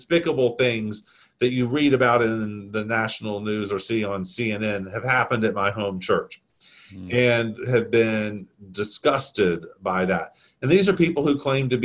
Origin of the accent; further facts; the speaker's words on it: the South, United States; I'm Southern